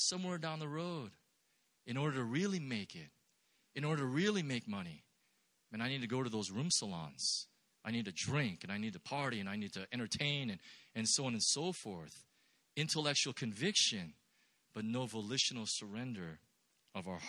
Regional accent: Irvine, California, United States; I'm from the Los Angeles area. I'm actually from Orange County, and I grew up in Irvine

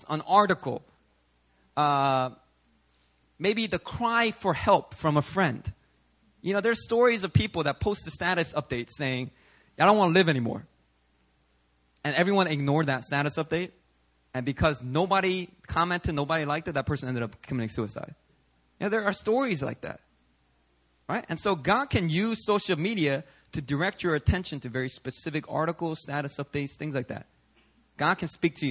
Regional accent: Philadelphia, Pennsylvania, United States; when I was growing up in Philly

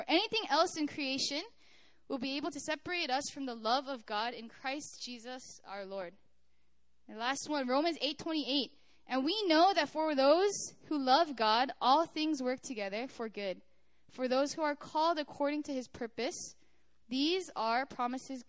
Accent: United States; moved away as an adult; also born or lived in Korea; I'm from America

